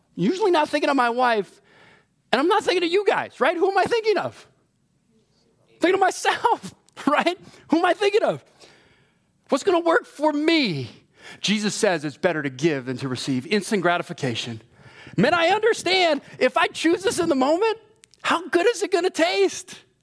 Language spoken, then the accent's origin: English; Hawaii, United States; moved away; I was born and raised in Hawaii.